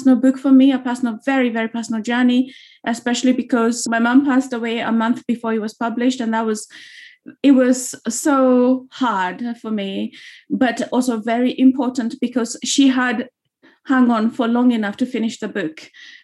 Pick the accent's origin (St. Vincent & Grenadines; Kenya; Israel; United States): Kenya; moved away as an adult; now in London, United Kingdom; growing up in Kenya, a lot of people in Kenya, we don't know our history.